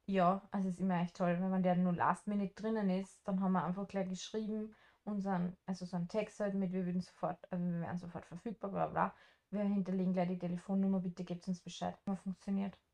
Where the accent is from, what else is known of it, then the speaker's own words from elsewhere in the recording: Austria; moved away; wir sind aus Österreich